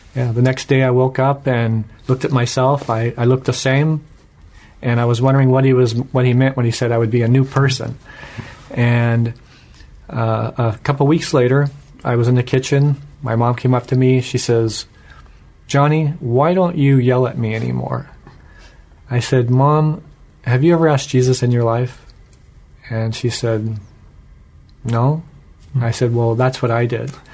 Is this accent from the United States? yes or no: yes; Washington, United States; I was born here in Washington State and grew up in a non-Christian home.